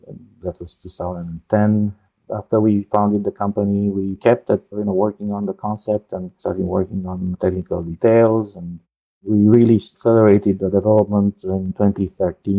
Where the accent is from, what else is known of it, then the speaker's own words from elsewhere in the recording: Romania; moved away as an adult; also born or lived in Netherlands / Colorado, United States / San Jose, United States; now in Orlando, United States; Originally, I'm from Romania. So I studied there and in the Netherlands. Then I came over to the US in 94